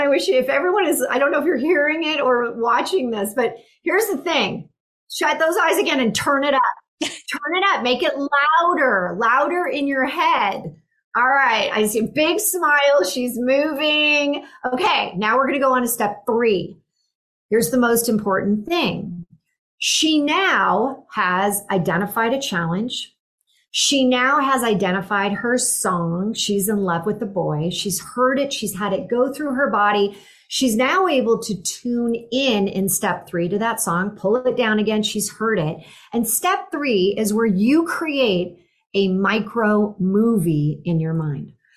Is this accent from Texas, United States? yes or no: no; Silicon Valley, California, United States; I grew up in the Silicon Valley